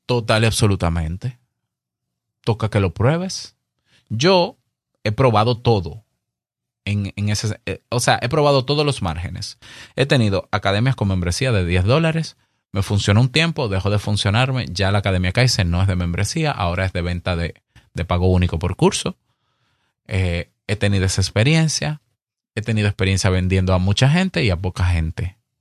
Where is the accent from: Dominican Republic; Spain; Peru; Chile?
Dominican Republic